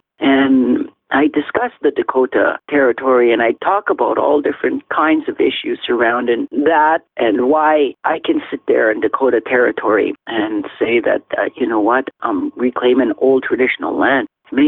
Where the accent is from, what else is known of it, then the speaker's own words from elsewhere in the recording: India; Something my mother encouraged me was to never, ever to forget who I am as an Indian